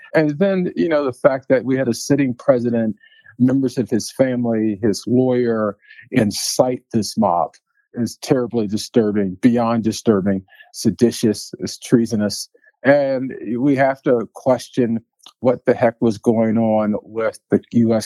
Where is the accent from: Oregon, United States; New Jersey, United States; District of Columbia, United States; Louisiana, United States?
District of Columbia, United States; Washington; now in Colorado, United States; growing up in Southeast D.C.